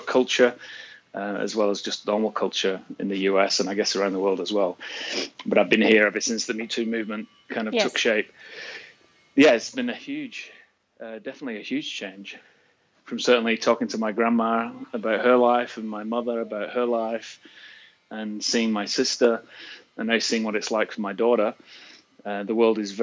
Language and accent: English; England, United Kingdom; moved away as an adult; also born or lived in Australia / Seoul, South Korea; now in United States; I was born in England, lived in England till I was 23 years old